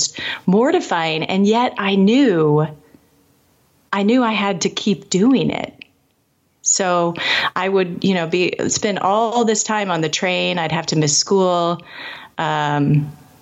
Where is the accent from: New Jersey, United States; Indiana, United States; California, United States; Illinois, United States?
Indiana, United States; Indianapolis; I lived in Indianapolis. I grew up in Indianapolis.